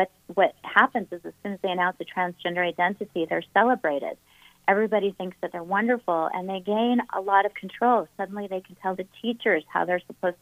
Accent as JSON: {"language": "English", "region": "Utah", "country": "United States", "said": "my home state of Utah"}